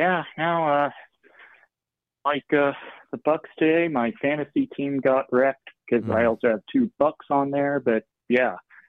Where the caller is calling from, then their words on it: Tampa, Florida, United States; I'm calling from Tampa.